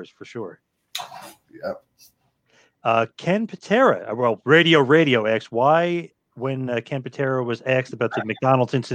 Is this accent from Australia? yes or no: yes; Australia; I'm from Australia.